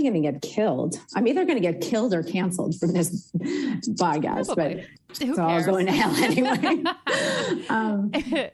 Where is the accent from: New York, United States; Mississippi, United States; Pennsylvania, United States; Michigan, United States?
New York, United States; Long Island; I grew up in Long Island